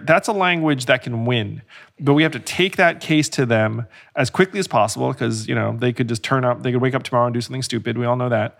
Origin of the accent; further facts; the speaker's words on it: United States; you learn things about this country growing up